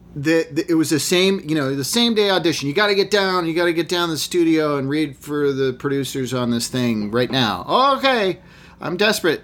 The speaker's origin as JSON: {"language": "English", "region": "Massachusetts", "country": "United States", "tie": "born or raised there", "said": "I grew up in Massachusetts in a small, wealthy, almost entirely white town"}